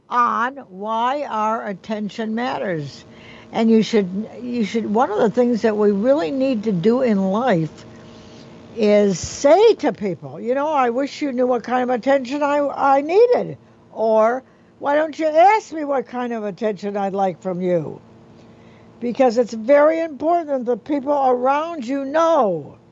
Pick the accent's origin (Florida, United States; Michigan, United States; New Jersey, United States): Michigan, United States; I really didn't know where I wanted to live until I rented an apartment. I came from Michigan.